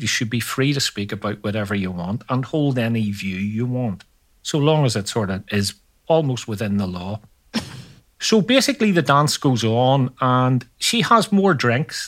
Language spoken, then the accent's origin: English; Northern Ireland, United Kingdom; growing up in Northern Ireland